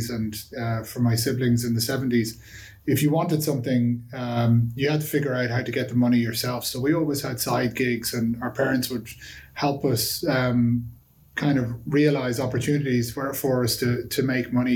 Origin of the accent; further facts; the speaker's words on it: Dublin, Leinster, Ireland; I'm from Dublin originally, a place called Sandy Cove in Dublin